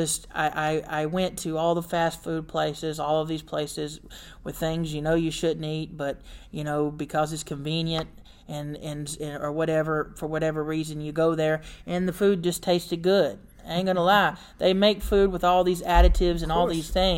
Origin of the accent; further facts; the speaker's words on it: Warner Robins, Georgia, United States; I'm from Warner Robins, Georgia, and born and raised there.